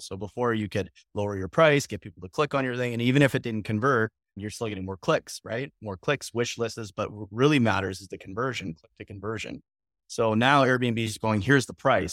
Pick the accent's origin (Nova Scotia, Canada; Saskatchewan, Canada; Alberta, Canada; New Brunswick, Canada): Alberta, Canada; Calgary; moved away; I'm from Calgary, Alberta, originally.